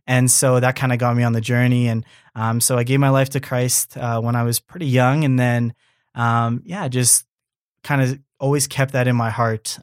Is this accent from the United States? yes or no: no; Canada; born and raised in Canada, but being Japanese